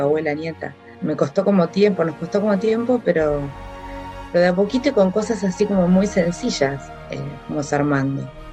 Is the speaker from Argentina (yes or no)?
yes; Buenos Aires, Argentina; Vivíamos en un departamento en, acá en la Ciudad de Buenos Aires, en el barrio Belgrano